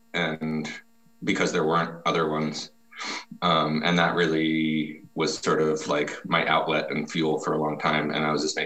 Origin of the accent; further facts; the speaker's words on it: Burlington, Vermont, United States; moved away; I was born in Burlington